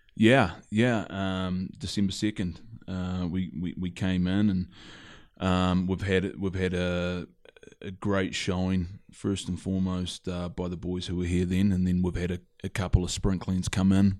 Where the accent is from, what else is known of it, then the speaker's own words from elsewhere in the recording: Christchurch, Canterbury, New Zealand; also born or lived in Ireland; born and raised in New Zealand, uh, Christchurch, New Zealand